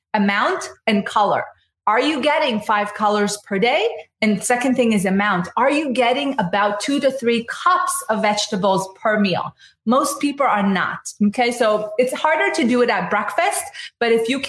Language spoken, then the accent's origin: English; Israel; now in United States; And I'm from Israel, so I know a good amount about the Mediterranean diet